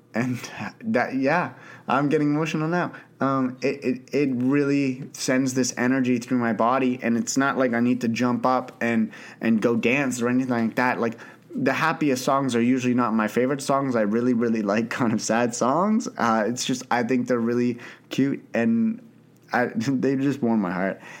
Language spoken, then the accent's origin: English; Canada; also born or lived in Ottawa, Canada; I grew up in Canada. I live in Ottawa, Canada